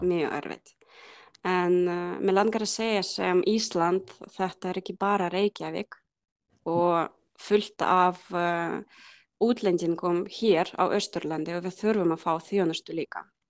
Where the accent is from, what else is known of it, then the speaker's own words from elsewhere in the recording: Cherkasy, Cherkasy Oblast, Ukraine; Icelandic is a second language; moved away as an adult; also born or lived in Borgarfjörður, Iceland; now in Iceland; ég er frá Tjerkassi